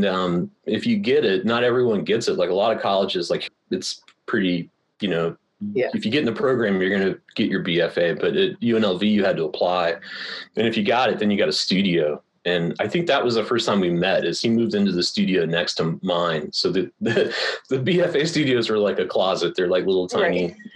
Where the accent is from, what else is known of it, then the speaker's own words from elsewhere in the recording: Pensacola, Florida, United States; moved away; also born or lived in Los Angeles; I grew up in Pensacola, Florida, which is a Navy town. My dad was a drill instructor, and so I kind of grew up on the base